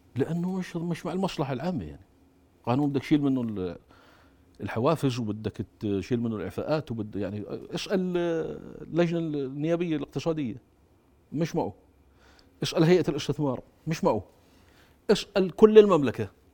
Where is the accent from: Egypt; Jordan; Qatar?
Jordan; انا من الاردن